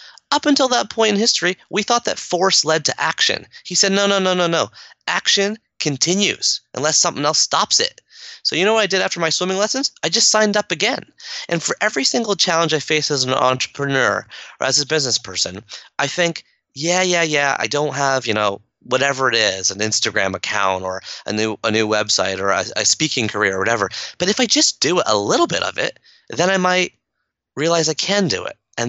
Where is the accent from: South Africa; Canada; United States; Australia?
Canada; my mom's from Kenya, my dad's from India, I grew up here in Canada